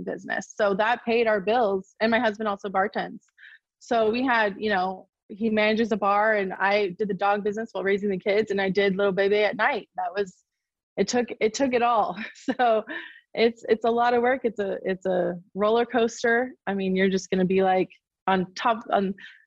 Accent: Sacramento, California, United States; I'm from Sacramento, California

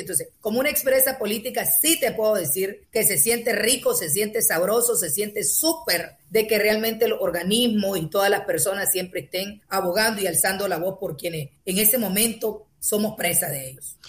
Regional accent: North Caribbean Coast Autonomous Region, Nicaragua; Yo soy costeña de la parte norte

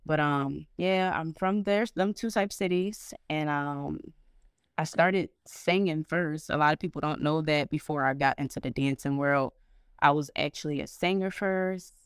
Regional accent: Norristown, Pennsylvania, United States; also born or lived in Philadelphia; I was born in Philadelphia, um, moved to Norristown when I was, like, five, and I went to school up there

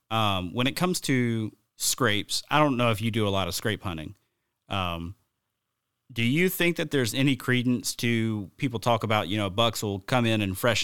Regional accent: the South, United States; I grew up hunting in the South

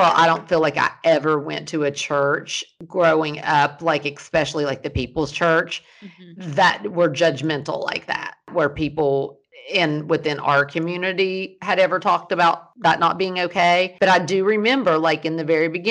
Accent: the South, United States; now in California, United States; growing up in the South as a Christian

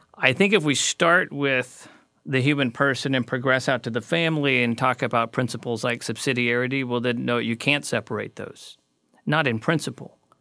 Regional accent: United States; as an American

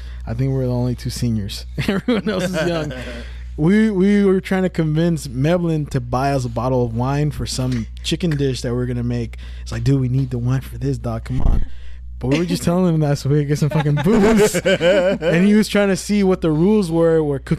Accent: Richmond, California, United States

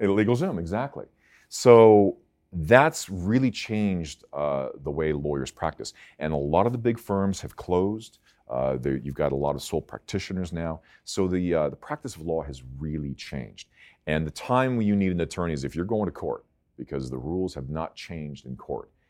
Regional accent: Palos Verdes, California, United States; I grew up in Palos Verdes

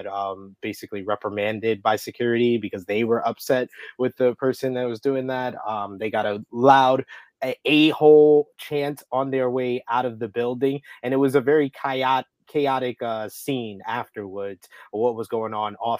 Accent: New York City, New York, United States; Being a New Yorker and someone who is not from Brooklyn

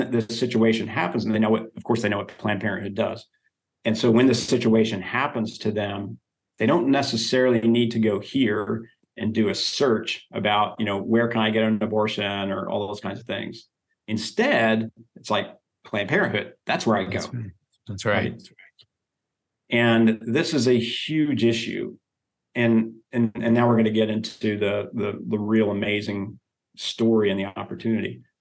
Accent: Oklahoma, United States; now in Texas, United States; I've wanted a truck, but I'm from Oklahoma, right? There you go. Hmm. Living in Texas, I wanted a truck for a long time.

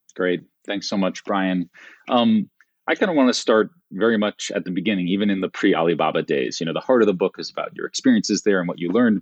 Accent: Bay Area, California, United States; moved away as an adult; also born or lived in China; who grew up in the Bay Area on a steady diet of public radio

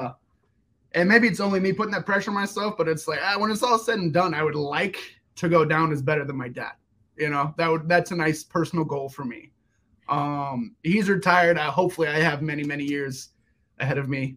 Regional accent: Peachtree City, Georgia, United States; born or raised there; also born or lived in Germany / Atlanta, Georgia

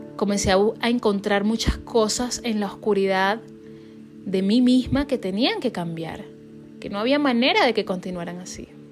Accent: Venezuela; now in United States; siendo venezolana

